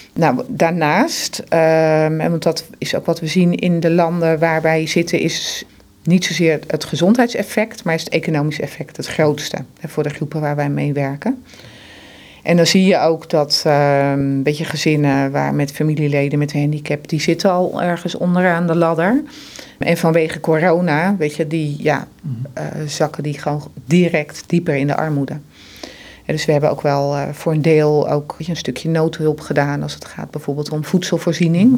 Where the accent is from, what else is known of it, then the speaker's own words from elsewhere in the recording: Netherlands; wij als Nederlanders